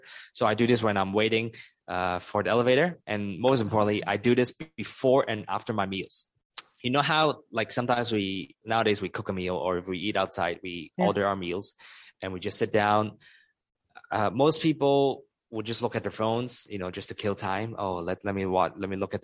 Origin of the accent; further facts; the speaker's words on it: Hong Kong; moved away; also born or lived in United States; I used to spend 10 years in the United States, but I'm originally from Hong Kong, from Chinese culture